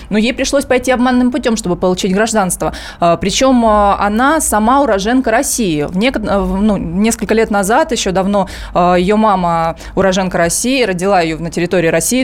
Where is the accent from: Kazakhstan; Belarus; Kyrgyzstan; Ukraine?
Ukraine; Donetsk, Donetsk Oblast; moved away as an adult; now in Moscow, Russia; я из Донецка